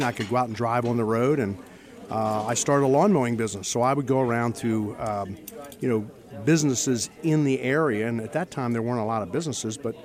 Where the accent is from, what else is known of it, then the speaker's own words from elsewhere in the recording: southern York County, Pennsylvania, United States; I grew up in southern York County, and I grew up on a farm